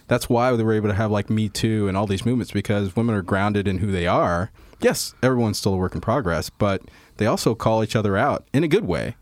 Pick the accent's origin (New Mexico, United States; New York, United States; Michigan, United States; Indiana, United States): Indiana, United States; Indianapolis; I grew up in the Midwest, um, wow, uh, Indianapolis, Indiana, and, uh, was raised mostly from the time I was seven till the time I was eighteen